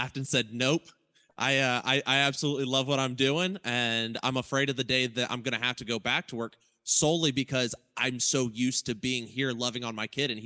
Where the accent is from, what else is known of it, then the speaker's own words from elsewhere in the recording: Ohio, United States; moved away as an adult; now in Oklahoma City, United States; we're from Ohio, me and Micah